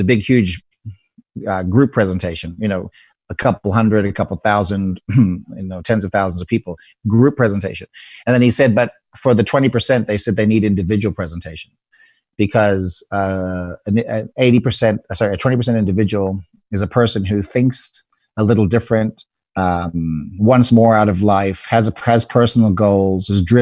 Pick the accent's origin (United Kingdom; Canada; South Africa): South Africa; now in United States; I'm an immigrant from South Africa.